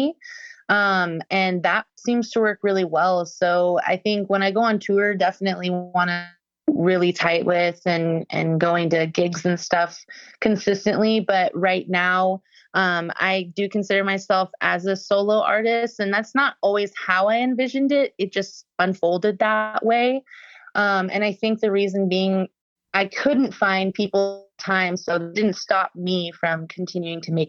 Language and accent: English; Bay Area, California, United States; moved away; also born or lived in San Diego / Los Angeles / San Francisco / Nashville; I am a Bay Area native. I was born in San Diego, raised in the Bay Area